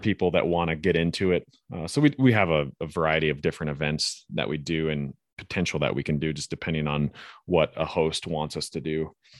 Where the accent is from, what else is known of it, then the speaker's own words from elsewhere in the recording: Flathead Valley, northwest Montana, United States; I grew up in the Flathead Valley up in northwest Montana